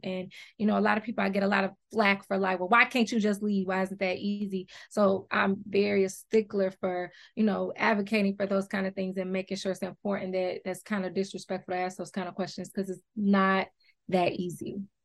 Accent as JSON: {"language": "English", "town": "Detroit", "region": "Michigan", "country": "United States", "tie": "born or raised there", "also_born_or_lived": "Atlanta, Georgia", "said": "I grew up half here in Detroit and half in Atlanta"}